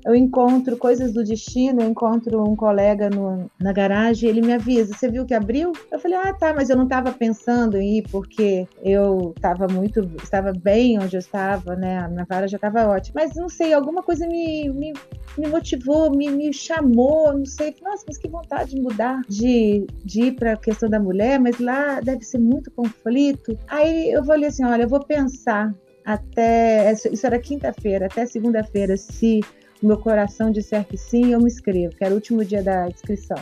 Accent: Rio de Janeiro, Brazil; moved away as an adult; now in Minas Gerais, Brazil; Eu sou do Rio de Janeiro e estava como defensora em Minas

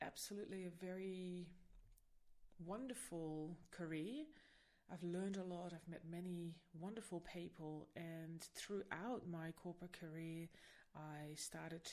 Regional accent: Netherlands; now in Sydney, Australia; I am originally from the Netherlands

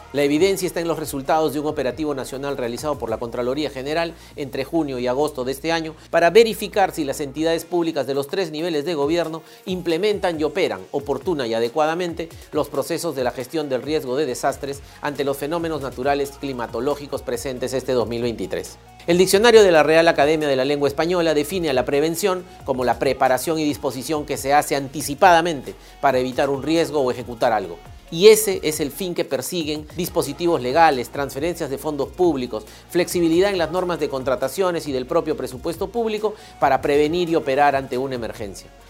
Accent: Peru; nuestro bienestar como peruanas y peruanos

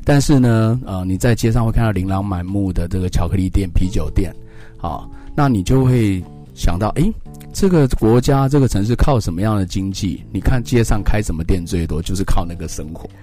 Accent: Taiwan; 我们台湾人

